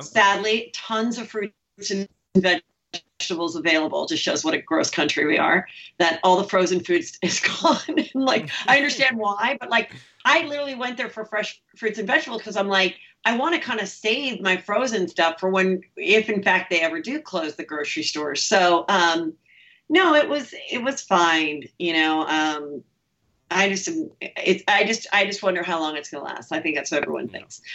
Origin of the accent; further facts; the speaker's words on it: Los Angeles, California, United States; I grew up here